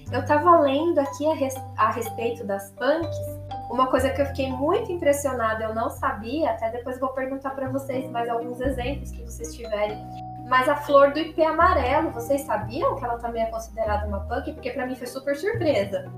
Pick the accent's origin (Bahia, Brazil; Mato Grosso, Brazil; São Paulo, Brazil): São Paulo, Brazil; interior of; eu sou do interior de São Paulo